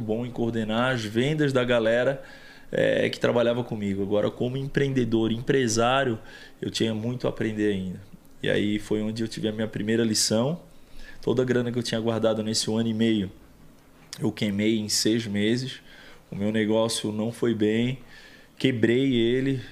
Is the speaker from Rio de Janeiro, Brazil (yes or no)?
no; Florianópolis, Santa Catarina, Brazil; Primeiro que eu vim de um bairro de classe média baixa, da grande Florianópolis, chamado bairro que eu me criei, Barra Ipiranga. É, me criei lá a vida inteira